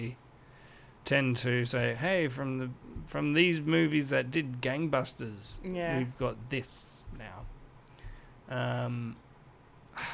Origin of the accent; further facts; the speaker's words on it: Australia; I'm Australian and I'm sort of in the industry